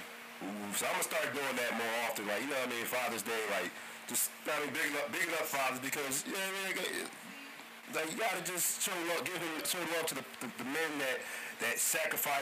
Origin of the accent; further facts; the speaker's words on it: United States; I'm American. I mean, there's this, that has family from Jamaica